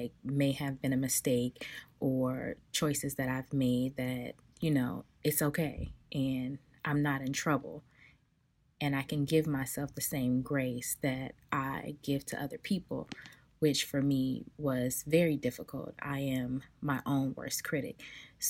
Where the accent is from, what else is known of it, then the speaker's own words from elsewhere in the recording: Los Angeles, California, United States; now in Atlanta, United States; I am originally from South Central Los Angeles, born and raised